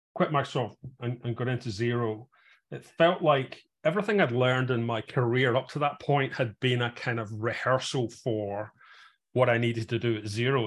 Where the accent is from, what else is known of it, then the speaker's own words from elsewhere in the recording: Glasgow, Scotland, United Kingdom; moved away as an adult; also born or lived in south of England, an hour north of London; now in England, United Kingdom; I'm originally from Glasgow